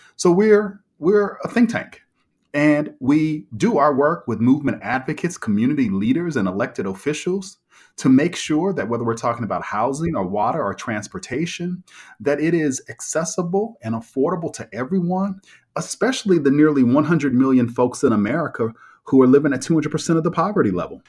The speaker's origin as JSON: {"language": "English", "town": "Kansas City", "region": "Missouri", "country": "United States", "tie": "born or raised there", "said": "I was raised in Kansas City, Missouri, in the middle of the country."}